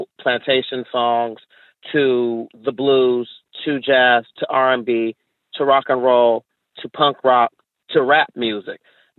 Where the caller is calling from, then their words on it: Chicago, Illinois, United States; I'm calling from Chicago.